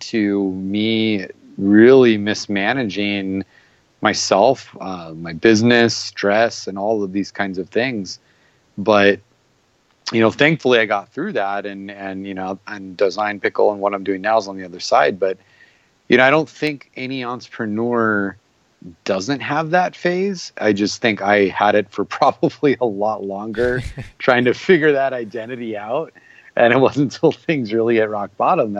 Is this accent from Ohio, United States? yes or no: no; Arizona, United States; I'm from Arizona